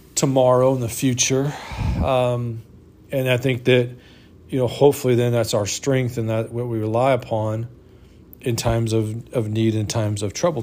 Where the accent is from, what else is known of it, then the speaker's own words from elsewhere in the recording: United States; being an American and living in this country